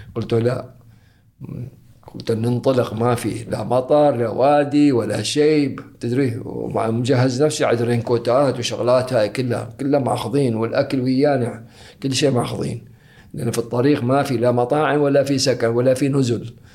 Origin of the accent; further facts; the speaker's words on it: Muttrah, Muscat, Oman; also born or lived in Zanzibar / Moscow / Dubai; من أنا صغير لأن متعودين على حياة المطرح